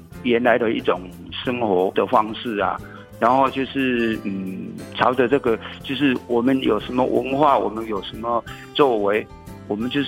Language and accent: Chinese; Nanliao, Hsinchu City, Taiwan; 对，我从出生到现在都没有搬过家，也没有迁移过户籍，也都是世居在南寮村。